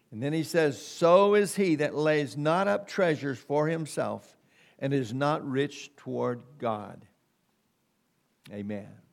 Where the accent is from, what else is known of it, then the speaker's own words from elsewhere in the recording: United States; we've been born and bred in America